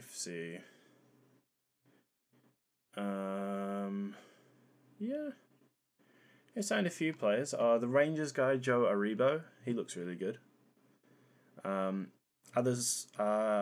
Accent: New Zealand; as a New Zealander

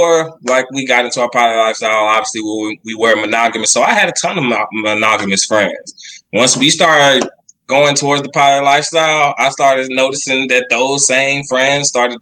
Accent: Texas, United States; We are from Texas

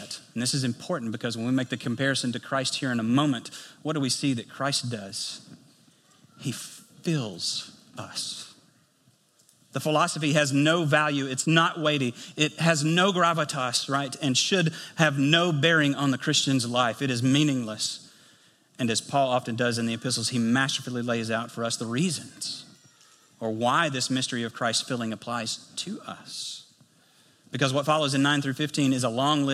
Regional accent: United States; if you were to go to my hometown, you go to White County, you go into Nally Valley

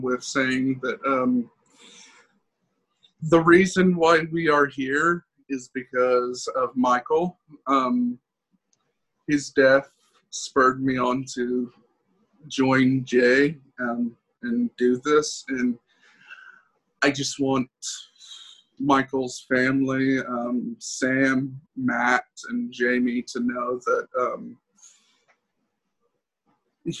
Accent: Venezuela; moved away; my homeland, Venezuela

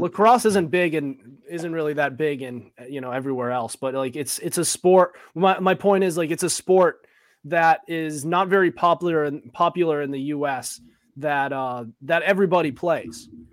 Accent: Sutton, Massachusetts, United States; Sutton's tough. when it comes to, uh, when it comes to soccer, my hometown

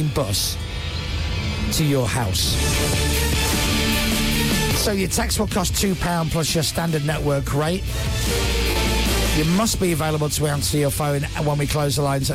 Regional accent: Leeds, Yorkshire and the Humber, United Kingdom; I come from Leeds

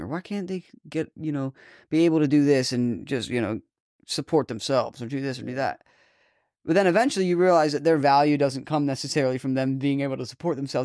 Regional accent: Boston, Massachusetts, United States; I'm from, like, Boston, Massachusetts, you know, the New England states

